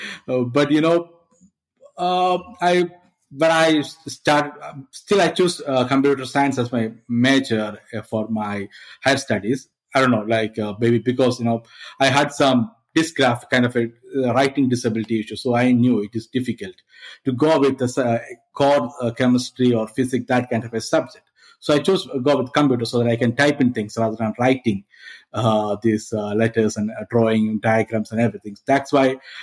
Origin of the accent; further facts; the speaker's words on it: India; moved away as an adult; now in Malta; I'm from India, but I moved to Malta as part of my work